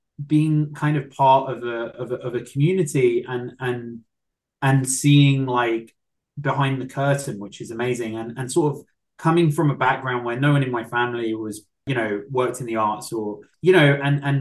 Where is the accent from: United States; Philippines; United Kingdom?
United Kingdom; England; I'm English